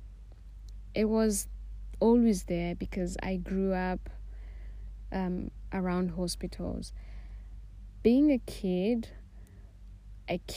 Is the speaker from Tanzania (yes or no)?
yes; Tanzania; moved away as an adult; I am Tanzanian. I was born and raised in Tanzania